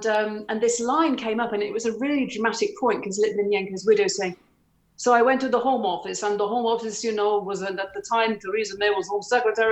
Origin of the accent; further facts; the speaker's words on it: the Northwest, North West England, United Kingdom; we're from the Northwest